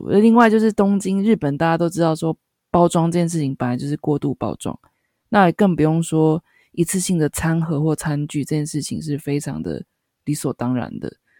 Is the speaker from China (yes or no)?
no; Taiwan; 身为台湾人很骄傲。